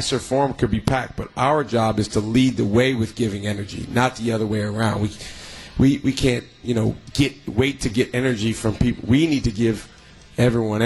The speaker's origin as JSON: {"language": "English", "region": "Wisconsin", "country": "United States", "tie": "born or raised there", "said": "I'm a kid from Wisconsin"}